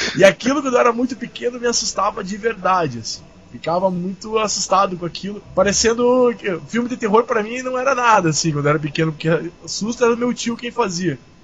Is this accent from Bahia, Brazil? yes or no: no; Curitiba, Paraná, Brazil; eu sou de Curitiba, mas minha família é de Santa Catarina